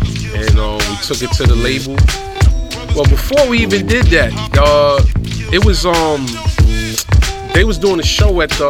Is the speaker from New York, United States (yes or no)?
yes; New York City, New York, United States; We from the Bronx.